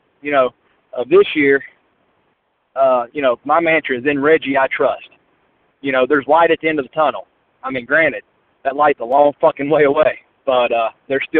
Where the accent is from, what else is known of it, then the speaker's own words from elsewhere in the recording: United States; Charlotte, right close to my hometown.